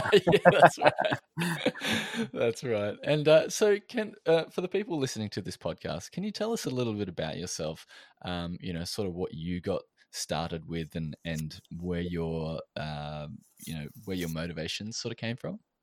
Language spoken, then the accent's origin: English; Australia